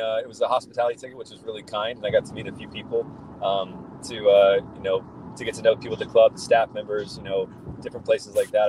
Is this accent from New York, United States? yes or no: no; Columbus, Ohio, United States; I'm driving through uh, downtown Columbus right now, my hometown